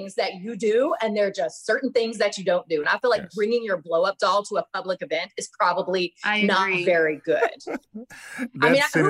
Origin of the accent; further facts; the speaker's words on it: Georgia, United States; I am from the South. I'm from Georgia originally.